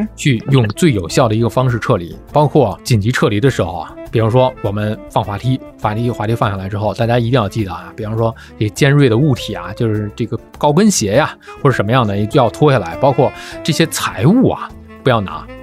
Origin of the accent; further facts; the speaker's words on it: Tianjin, China; 像天津，我的家乡，称呼所有的女生都叫小姐姐